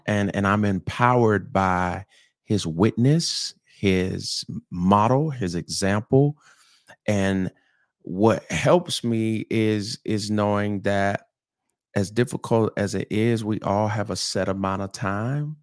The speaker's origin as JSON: {"language": "English", "town": "St. Petersburg", "region": "Florida", "country": "United States", "tie": "born or raised there", "said": "I'm originally from Saint Petersburg, Florida, um, where it's, it's warm and sunny and palm trees and white sand"}